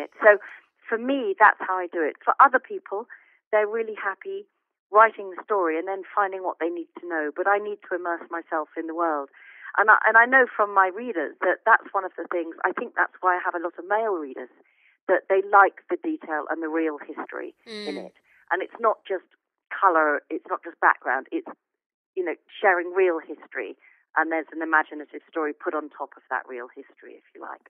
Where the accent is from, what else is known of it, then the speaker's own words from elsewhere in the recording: Chichester, South East England, United Kingdom; my hometown of Chichester